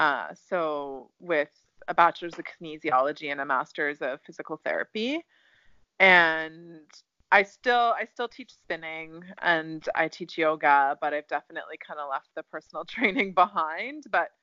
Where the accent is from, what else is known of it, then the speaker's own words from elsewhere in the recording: Ontario, Canada; Canada, Ontario.